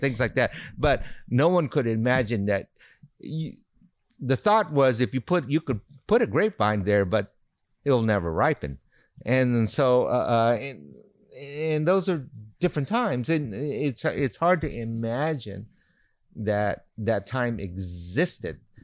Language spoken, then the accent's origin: English; Honolulu, Hawaii, United States; moved away as an adult; now in Lodi, United States; this is all in Honolulu, which is my hometown